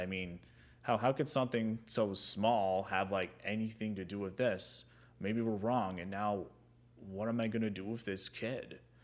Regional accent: Ohio, United States; I'm from Ohio

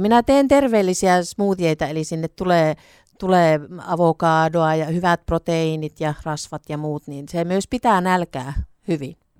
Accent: Savonia, Finland; also born or lived in Greece; now in Kuopio, Finland; olen ihan oikea savolainen

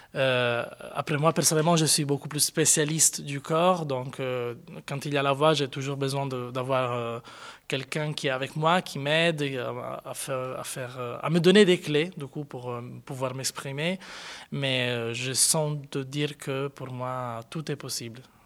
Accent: Cagliari, Sardinia, Italy; moved away as an adult; also born or lived in Florence / Madrid; now in Brussels, Belgium; à Cagliari, qui est ma ville natale

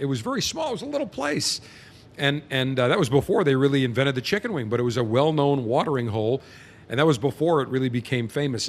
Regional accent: Buffalo, New York, United States; now in Tampa, United States; Buffalo, New York, my hometown

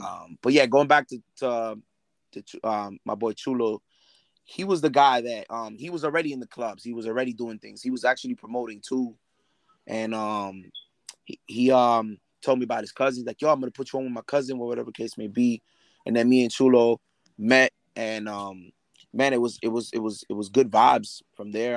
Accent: New York City, New York, United States; moved away; also born or lived in Lawrence, Massachusetts; I moved to Lawrence in '97, and then I left in 2009 to New York, back to New York, because I'm originally from Brooklyn, so which I currently live now

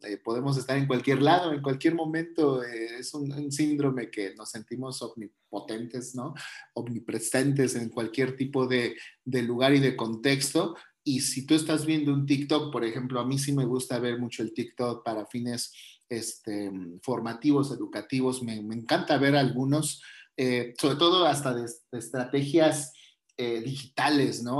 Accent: Mexico; nosotros como mexicanos este, tenemos toda esta cultura

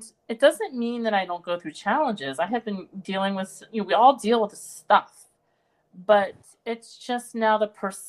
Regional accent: East Coast, United States; moved away as an adult; also born or lived in London; I grew up in America and I'm American, and I grew up in major, you know, East Coast cities

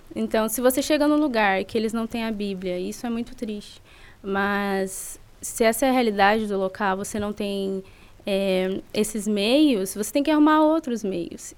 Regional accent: Sertãozinho, São Paulo, Brazil; moved away; also born or lived in Canada; eu vim de Sertãozinho

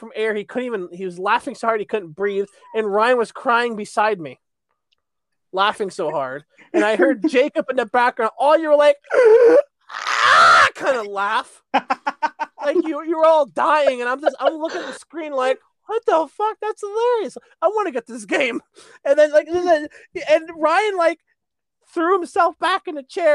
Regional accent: Canada; I'm a Canadian

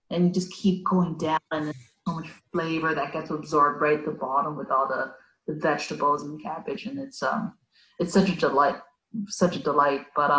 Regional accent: Hong Kong; born there; Even for myself, even though I was born in Hong Kong, but if I was to go back, it's just the cousins will just take me everywhere, bring me to all the places.

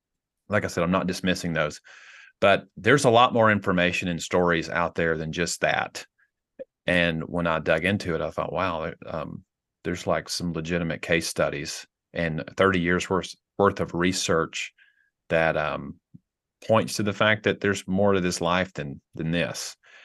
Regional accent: Summertown, Tennessee, United States; went to an even smaller town than where I grew up in Summertown, Tennessee

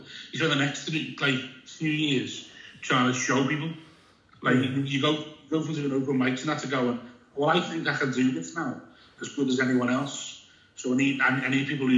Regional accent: Liverpool, North West England, United Kingdom; I'm a comedian from Liverpool.

